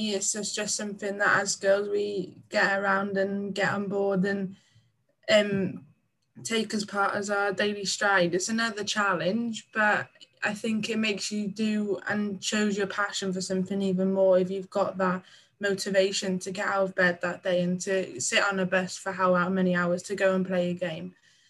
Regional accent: Manchester, North West England, United Kingdom; now in Bala, United Kingdom; Ever since I moved from Manchester to a small town in Bala, in North Wales, Bala.

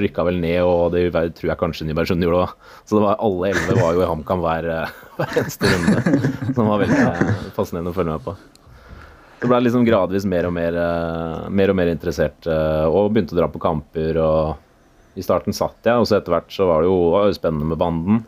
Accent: Romerike, Akershus, Norway; jeg er fra Romerike

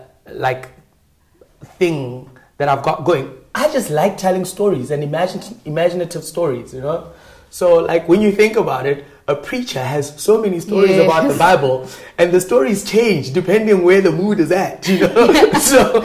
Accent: Gauteng, South Africa; also born or lived in Randfontein / Rustenburg / Mabopane / Pretoria; I grew up in Bloem, Gauteng province, Randfontein specifically, the northwest, Rustenburg, and Mabopane, Pretoria, Tshwane, right?

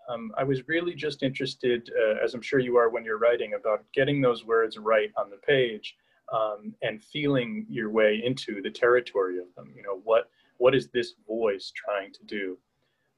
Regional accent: Hudson Valley, New York, United States; I grew up in the Hudson Valley of New York State.

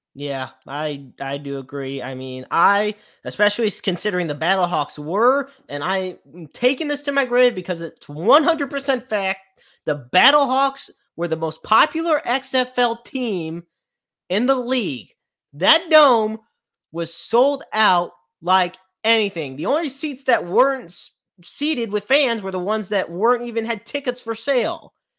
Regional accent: St. Louis, Missouri, United States; it's my hometown

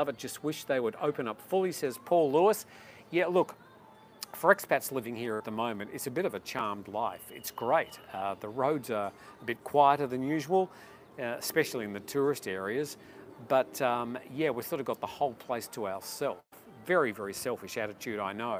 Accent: Australia; moved away as an adult; now in Thailand; my home country

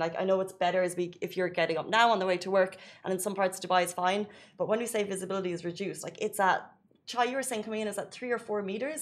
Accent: Ireland; moved away as an adult; now in United Arab Emirates; growing up in Ireland

